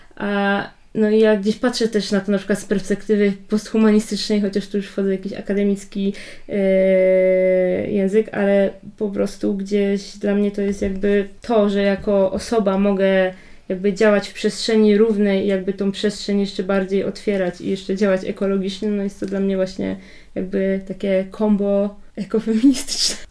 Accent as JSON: {"language": "Polish", "country": "Poland", "said": "My jesteśmy jakby z Polski"}